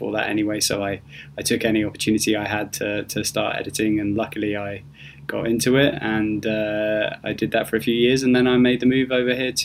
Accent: United Kingdom; moved away as an adult; also born or lived in London; now in Los Angeles, United States; I'm British

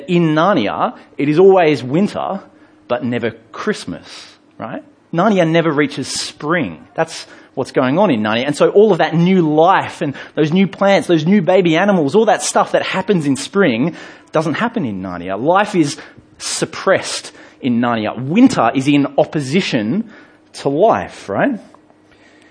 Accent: England, United Kingdom; I grew up in England

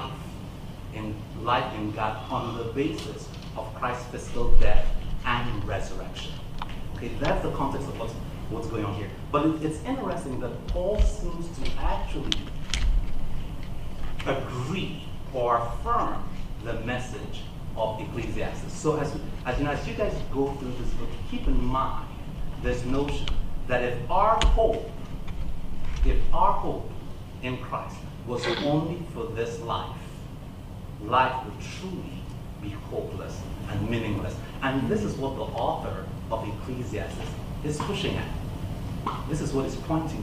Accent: Nigeria; accent: Nigerian English; moved away as an adult; also born or lived in United States; now in Evansville, United States; I was born in the United States, but after my parents graduated, we went back to Niger and I lived there. Throughout my teenage years, I came back about 20 years ago

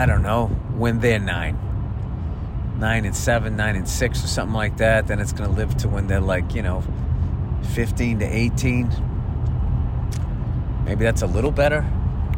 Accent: Boston, Massachusetts, United States; I grew up in Boston

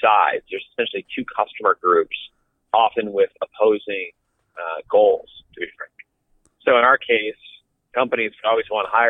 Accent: Vermont, United States; my home state of Vermont

